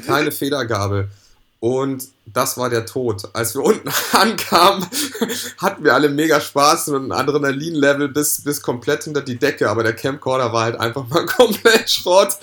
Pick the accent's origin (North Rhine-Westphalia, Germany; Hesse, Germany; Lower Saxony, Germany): Lower Saxony, Germany; Lüneburg Heath; ich bin ähm, in der Lüneburger Heide groß geworden